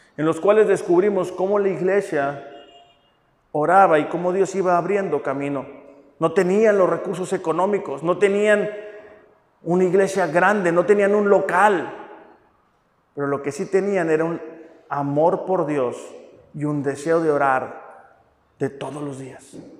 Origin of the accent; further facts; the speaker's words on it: Mexico; somos los mexicanos